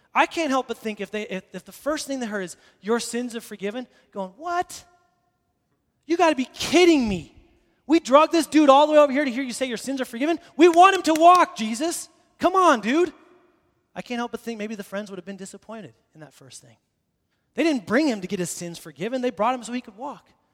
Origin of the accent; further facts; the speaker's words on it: Boise, Idaho, United States; I grew up in Boise, downtown here, and so I went to the same school, Longfellow Elementary, then North Junior High, and then Boise High School